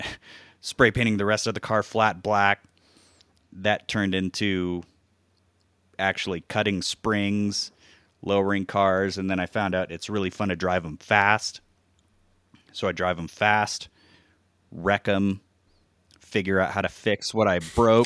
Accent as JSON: {"language": "English", "region": "Hawaii", "country": "United States", "tie": "born or raised there", "moved": "yes", "said": "growing up in Hawaii, which makes camping pretty easy to access. Uh, I lived on the Big Island"}